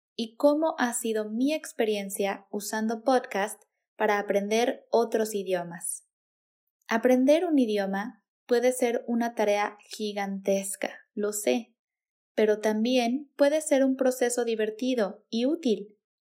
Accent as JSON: {"language": "Spanish", "country": "Mexico", "first_language": "Spanish", "said": "la cultura de México, nuestras tradiciones, nuestra jerga"}